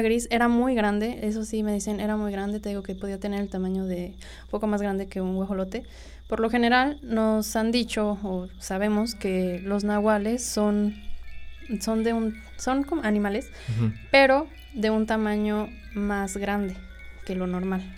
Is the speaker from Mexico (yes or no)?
yes; Cuautla, Morelos, Mexico; Soy de aquí, de Cuautla, Morelos